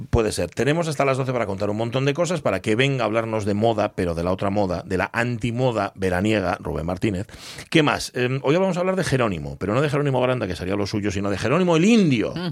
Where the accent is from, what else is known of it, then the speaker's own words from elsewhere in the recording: Gijón, Asturias, Spain; como somos los de Gijón